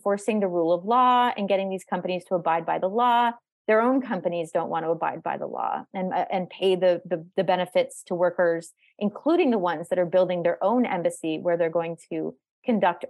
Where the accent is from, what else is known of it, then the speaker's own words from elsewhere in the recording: Canada; I'm Canadian